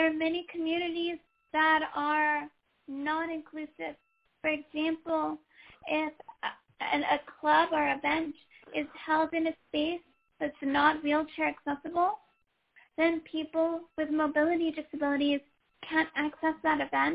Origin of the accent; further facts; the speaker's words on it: Oakland, California, United States; I grew up in Oakland, California. I went away for college and law school, but then came back